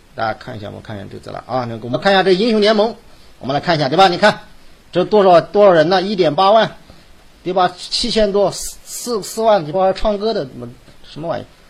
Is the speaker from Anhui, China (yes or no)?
yes; Hefei, Anhui, China; accent: Hefei dialect; 我们河北话